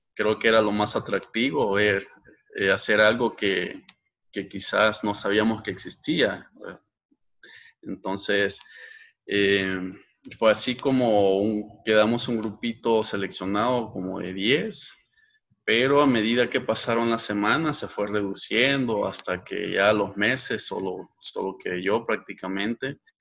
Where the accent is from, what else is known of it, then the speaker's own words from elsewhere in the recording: Ahuachapán, El Salvador; also born or lived in San Salvador / Santa Ana; Yo realmente soy nacido en San Salvador, viví en Aguachapán por muchos años y en el 2005 nos movimos a Santa Ana.